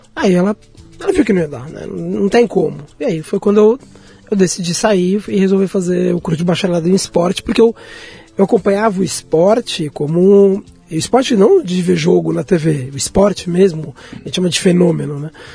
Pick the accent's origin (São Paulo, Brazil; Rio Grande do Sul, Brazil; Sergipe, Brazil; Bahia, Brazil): São Paulo, Brazil; eu morei até, até a fase até né, entrar na idade adulta na Liberdade